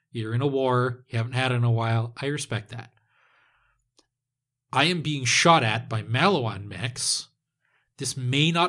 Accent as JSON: {"language": "English", "town": "Perth", "region": "Western Australia", "country": "Australia", "said": "I'm from Perth."}